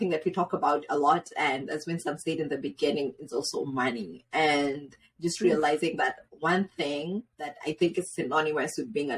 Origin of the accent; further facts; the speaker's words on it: Kenya; moved away; when we grew up in Kenya